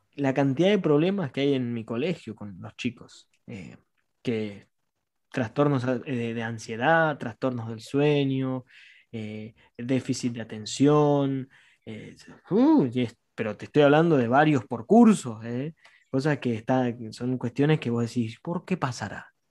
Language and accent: Spanish; La Plata, Buenos Aires Province, Argentina; somos cuatro, somos de La Plata